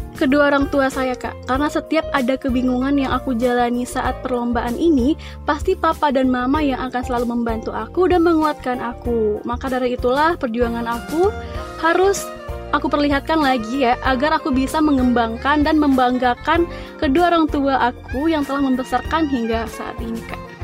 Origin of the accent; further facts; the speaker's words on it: Padang, West Sumatra, Indonesia; aku asli Padang